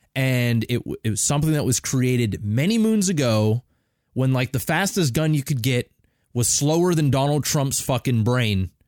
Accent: Canada; I'm Canadian as fuck.

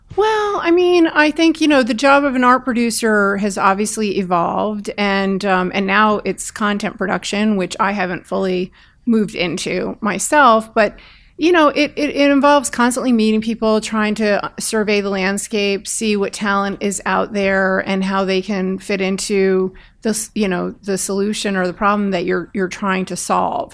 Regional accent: Bergen County, outside New York, New Jersey, United States; I grew up outside of New York in Bergen County

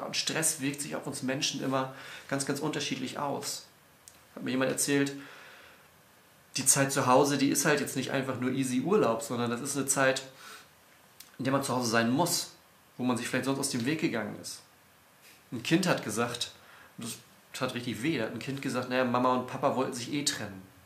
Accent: Northern Germany, Germany; als Norddeutscher

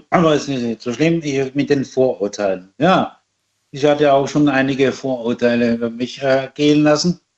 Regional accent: Styria, Austria; moved away; bei uns in Österreich, wo man herstammt, äh, ähm, aus der Steiermark, sind ja Berge und da sind ja auch die Schluchten.

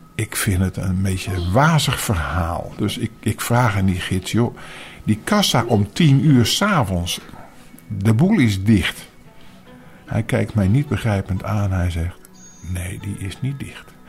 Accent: Netherlands; als, als Nederlanders

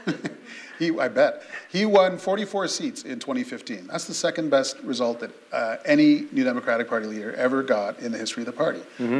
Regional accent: Sarnia, Ontario, Canada; from where I grew up in Sarnia

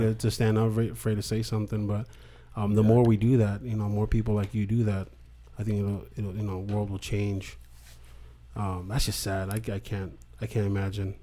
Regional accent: Alaska, United States; moved away; I grew up in Alaska

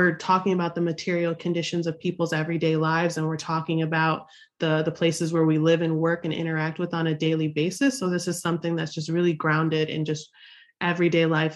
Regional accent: Buffalo, New York, United States; I grew up in Buffalo, New York, one of the most racially segregated cities in the United States.

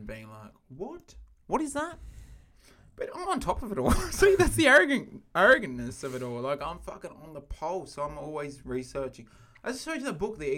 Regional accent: Ulladulla, New South Wales, Australia; moved away; I'm from Ulladulla originally

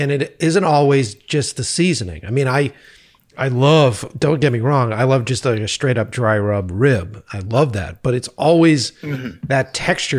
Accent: Boston, Massachusetts, United States; now in Los Angeles, United States; being an East Coast kid, because I'm originally from Boston.

